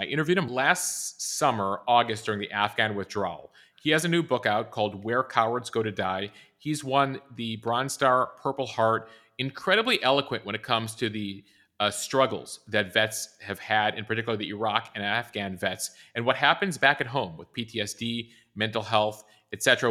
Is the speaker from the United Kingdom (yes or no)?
no; Chicago, Illinois, United States; as a Chicagoan and growing up a Chicago Bears fan